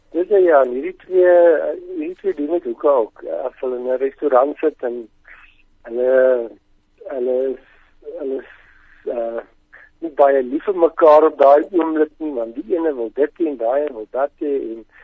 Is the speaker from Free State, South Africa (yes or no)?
yes; Welkom, Free State, South Africa; now in Bloemfontein, South Africa; ek kom van Welkom af die laerskool